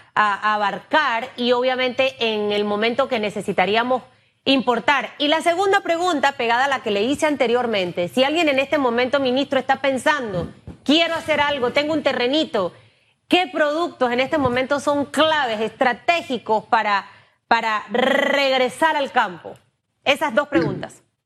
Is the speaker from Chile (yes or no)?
no; Panama; como panameños